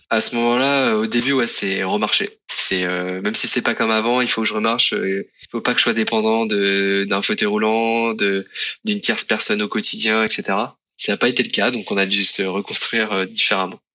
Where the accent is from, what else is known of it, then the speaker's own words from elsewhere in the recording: Tours, Centre-Val de Loire, France; moved away as an adult; also born or lived in Côte d'Azur; je suis originaire de Tours